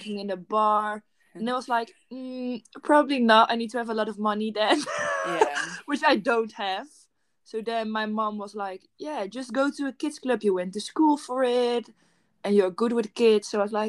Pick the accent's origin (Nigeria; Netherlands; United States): Netherlands; I'm from the Netherlands, and I'm 20 years old.